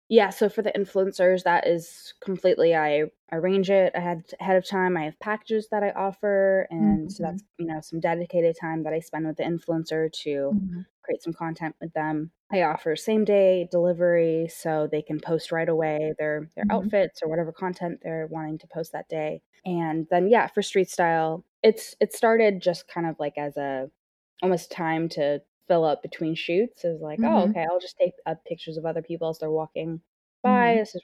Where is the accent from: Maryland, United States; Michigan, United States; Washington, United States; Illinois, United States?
Washington, United States; Seattle; moved away as an adult; now in New York City, United States; I recently moved here in August. I'm originally from Seattle, born and raised in Seattle. And yeah, and I made the big jump in August and moved across the country.